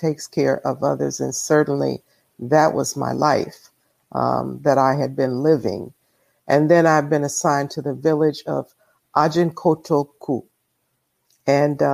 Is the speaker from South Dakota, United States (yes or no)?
no; Chicago, Illinois, United States; my genesis is from Chicago, Illinois. I grew up in Hyde Park